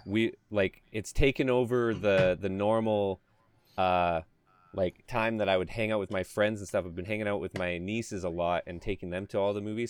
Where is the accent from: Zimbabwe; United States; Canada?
Canada; I'm Canadian